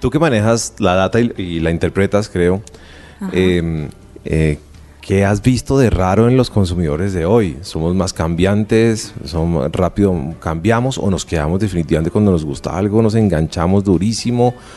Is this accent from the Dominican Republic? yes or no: no; Colombia; los colombianos